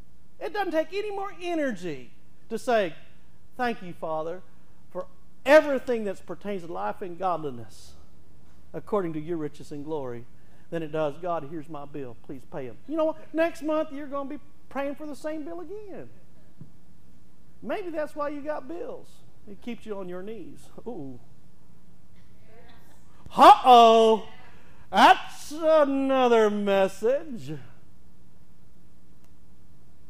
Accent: Texas, United States; now in Oklahoma, United States

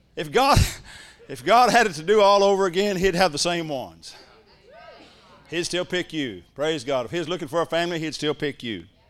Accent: Ardmore, Oklahoma, United States; born or raised there

